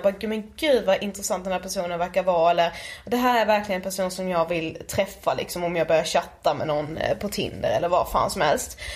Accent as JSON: {"language": "Swedish", "town": "Karlshamn", "region": "Blekinge", "country": "Sweden", "moved": "yes", "said": "vi är hemma i Karlshamn, sitter just nu hemma hos min mamma"}